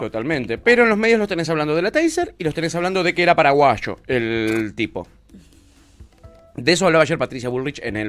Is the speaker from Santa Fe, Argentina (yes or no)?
no; Ezeiza, Buenos Aires Province, Argentina; en Ezeiza, de donde yo soy oriundo, yo tengo eh, eh, amigos de la infancia